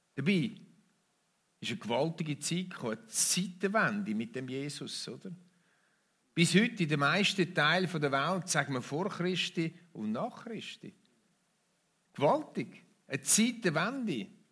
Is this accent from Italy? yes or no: no; Switzerland; bei uns in der Schweiz